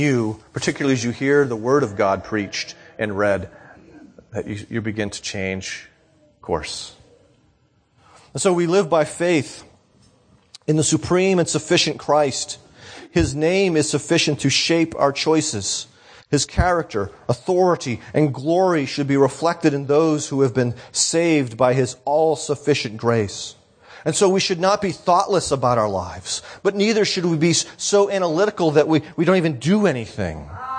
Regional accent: New England, United States; I grew up in New England. I grew up in my family.

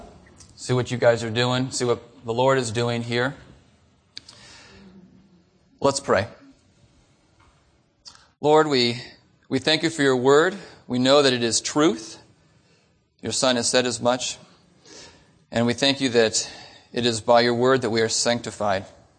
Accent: Phoenix, Arizona, United States; So we're from Phoenix, and it only took us 2 hours to get here.

